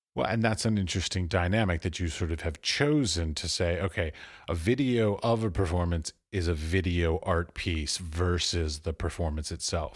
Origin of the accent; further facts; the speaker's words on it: United States; moved away as an adult; also born or lived in Europe; I was born and raised in America